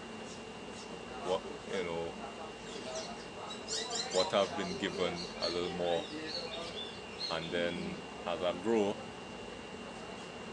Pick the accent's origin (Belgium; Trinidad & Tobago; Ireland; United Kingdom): Trinidad & Tobago; Port of Spain; I grew up in Laventil, Wharton Street. Went to school in Woodbrook, Newton Boys RC School. I had some family in Woodbrook. I grew up there